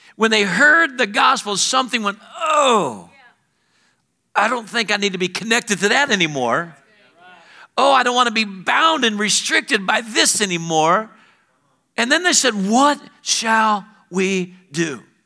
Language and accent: English; Alabama, United States